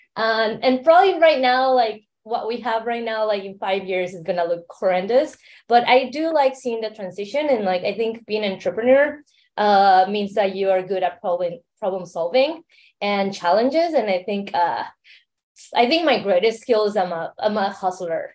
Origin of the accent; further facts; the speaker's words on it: Mexico City, Mexico; accent: Mexican; now in San Francisco, United States; I am based in San Francisco to begin, but I grew up in Mexico City. So um, you hear that accent, it's Mexican accent